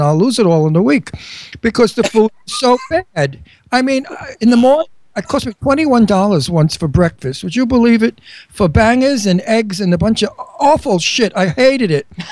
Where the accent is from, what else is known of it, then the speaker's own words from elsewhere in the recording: New York City, New York, United States; I came from one town away from her. I came from Astoria